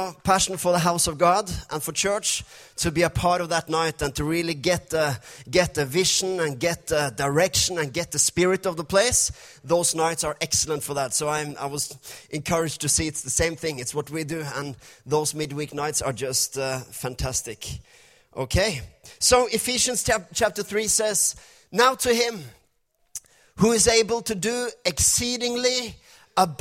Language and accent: English; Norway; first language Norwegian; English is a second language; my English is not perfect. We're from Norway. This is my second language, or actually fifth language. First is Norwegian